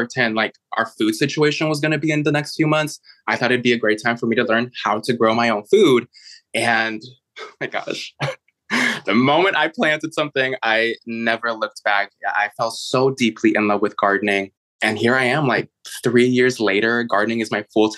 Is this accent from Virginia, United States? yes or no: no; Chicago, Illinois, United States; moved away; also born or lived in San Francisco / New York City; I was actually born and raised in Chicago.